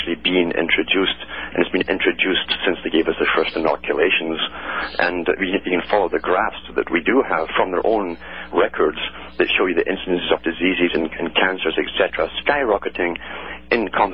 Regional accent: United Kingdom; when I was small growing up in Britain

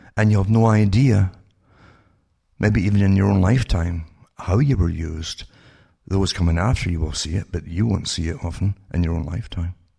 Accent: United Kingdom; moved away; growing up in Britain

